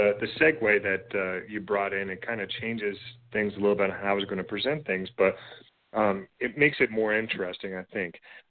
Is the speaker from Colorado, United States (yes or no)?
yes; Colorado, United States; here in my home state of Colorado